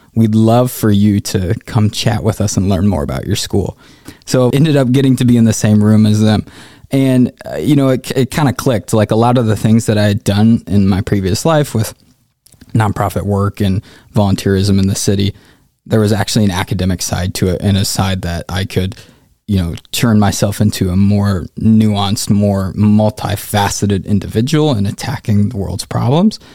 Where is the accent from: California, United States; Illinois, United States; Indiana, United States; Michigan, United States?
Indiana, United States; Indianapolis; also born or lived in Africa; I'm originally from Indianapolis, born and raised